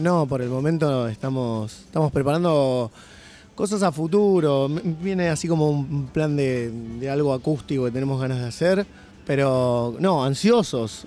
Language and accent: Spanish; Don Torcuato, Buenos Aires Province, Argentina; somos los cuatro de Don Torcuato